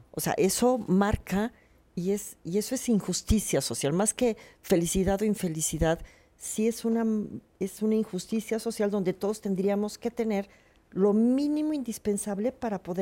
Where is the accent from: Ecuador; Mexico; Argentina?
Mexico; Mexico City; no es lo mismo los que somos chilangos, perdón, pero estamos chilangos y que a cada rato nos tiembla.